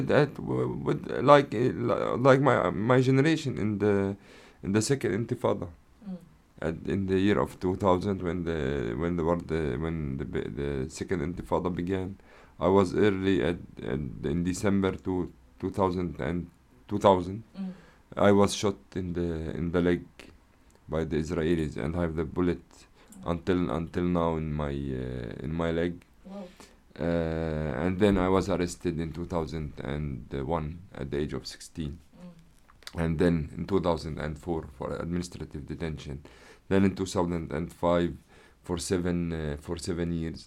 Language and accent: English; Jerusalem, Palestine; moved away as an adult; now in France; born in Jerusalem, and I grew up and raised in Jerusalem. I lived all my life in Jerusalem